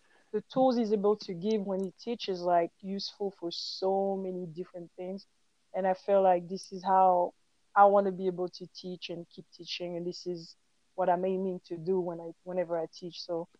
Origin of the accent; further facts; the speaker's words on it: Haiti; starting with the Haitian, because I'm from Haiti. So the Afro-Haitian dance, you know, the cultural dances from Haiti.